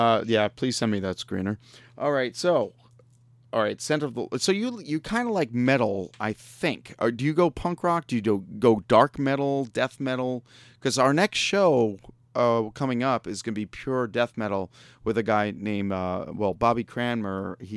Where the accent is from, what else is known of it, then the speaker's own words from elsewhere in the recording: Long Island, New York, United States; moved away; I grew up in New York.